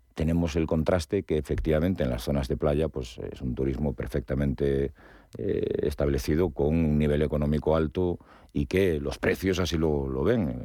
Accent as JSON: {"language": "Spanish", "region": "Galicia", "country": "Spain", "said": "yo que soy gallego"}